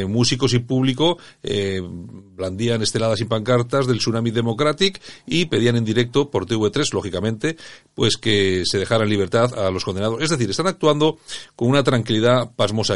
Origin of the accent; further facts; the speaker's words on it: Bilbao, Basque Country, Spain; los chulos somos los de Bilbao